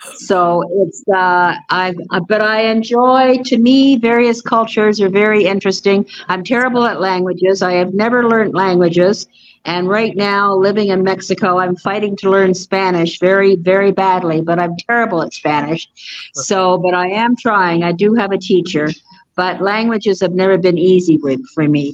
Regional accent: England, United Kingdom; moved away; also born or lived in Canada; I was born in England

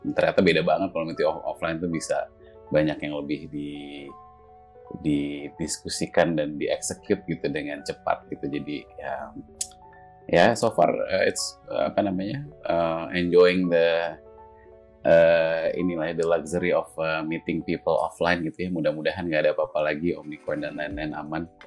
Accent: Indonesia; moved away as an adult; aku kan yang gede sampai SMA kan di sini

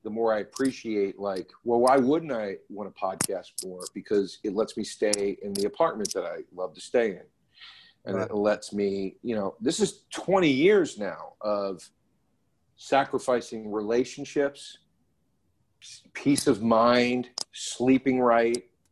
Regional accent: Philadelphia, Pennsylvania, United States; also born or lived in Los Angeles; I'm from Philly

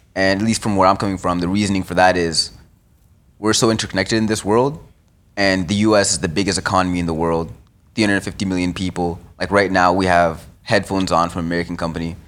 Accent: Canada; as a Canadian

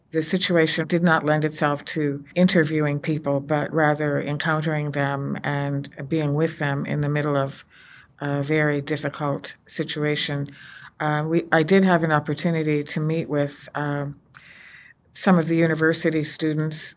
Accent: United States; as an American, as a woman of faith

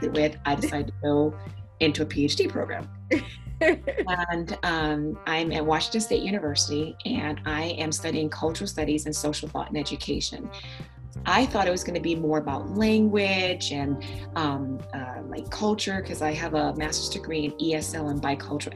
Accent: St. Lucia; also born or lived in Lincoln, Nebraska; now in Spokane, United States; originally I'm from the Caribbean, from the island of St. Lucia

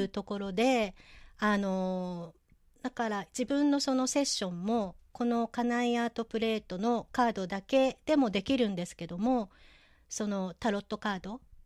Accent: Nagoya, Aichi, Japan; 名古屋生まれの名古屋育ちで、えー、今も名古屋在住なんですけれども

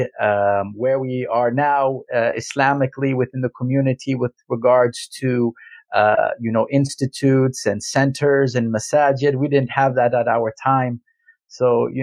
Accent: Calgary, Alberta, Canada; I am a true Calgarian. What does that mean? I mean, I was born and raised in Calgary, Alberta

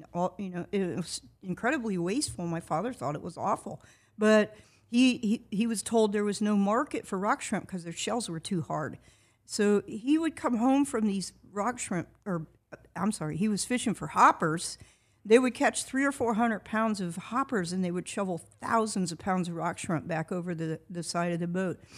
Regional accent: Titusville, Florida, United States; I grew up on the Indian River Lagoon.

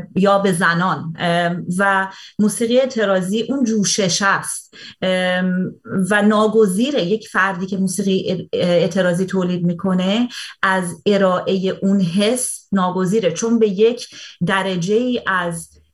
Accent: Iran; now in Canada; خارج از ایران زندگی میکنم ولی اون موقع که داخل ایران زندگی میکردم

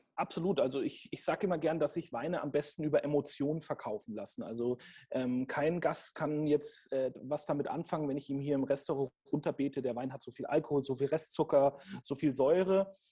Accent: Franconia, Bavaria, Germany; ich komme gebürtig auch aus einer Weinregion. Ich bin Franke ähm, und mit dem, mit dem Silvaner in der Muttermilch sozusagen aufgezogen worden

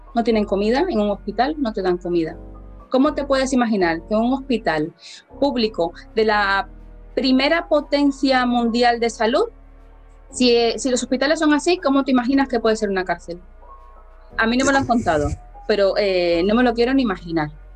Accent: Havana, Cuba; moved away as an adult; now in Burguillos, Spain; soy cubana, nacida en La Habana y llevo aquí 13 años

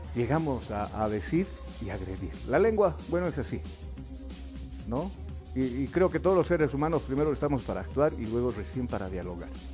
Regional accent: Bolivia

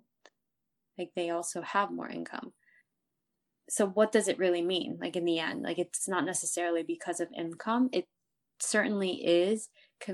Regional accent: United States; I'm also an American

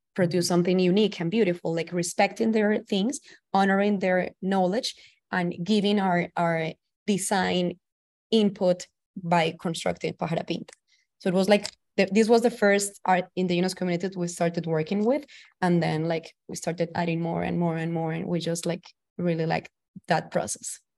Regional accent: Valledupar, Cesar, Colombia; now in New York City, United States; I'm from the northern coast of Colombia, from a small town called Valledupar. I'm currently living in New York City.

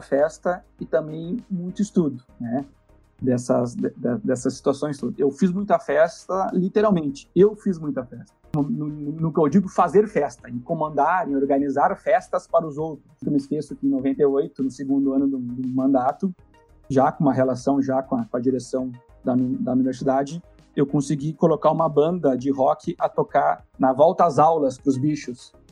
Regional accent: Santa Maria, Rio Grande do Sul, Brazil; moro em Santa Maria, sou nascido, criado em Santa Maria

